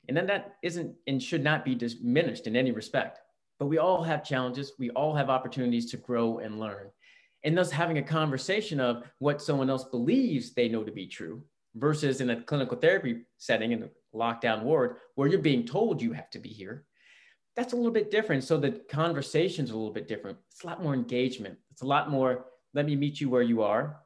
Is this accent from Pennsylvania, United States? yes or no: no; Virginia, United States; also born or lived in Alabama / Georgia; now in West Coast, United States; I grew up in Virginia, right outside DC